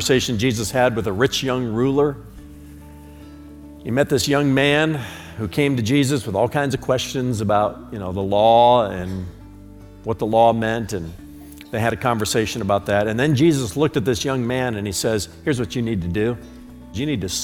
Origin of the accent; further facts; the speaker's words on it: United States; I'm an American, not an Americant